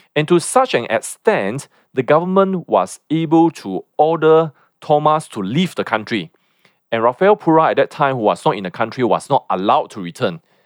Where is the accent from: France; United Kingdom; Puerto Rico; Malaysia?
Malaysia; as Malaysians